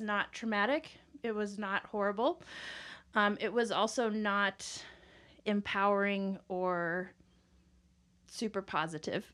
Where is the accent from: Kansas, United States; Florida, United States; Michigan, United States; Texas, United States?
Kansas, United States; also born or lived in Southern California; now in Colorado, United States; I'm originally from Kansas. Uh, that's where I grew up, my childhood, and then my family moved to Southern California, and then came back here, uh, college time